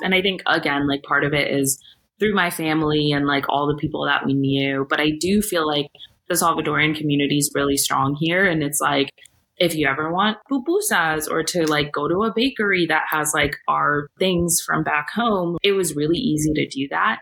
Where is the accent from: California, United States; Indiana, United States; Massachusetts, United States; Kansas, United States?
California, United States; San Francisco; I grew up in San Francisco slash the Bay Area